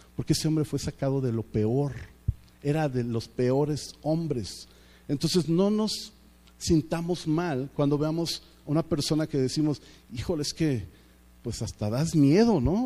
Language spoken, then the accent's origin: Spanish; Mexico